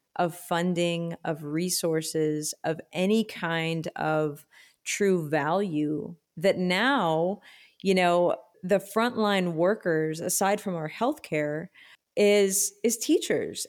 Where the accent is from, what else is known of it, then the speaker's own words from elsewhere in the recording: Austin, Texas, United States; I grew up here in Austin